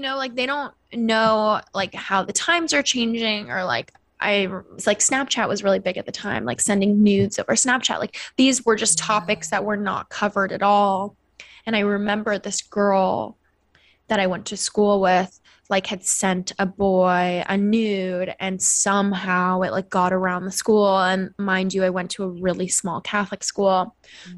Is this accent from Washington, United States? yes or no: yes; Seattle, Washington, United States; moved away; I'm from Seattle, Washington originally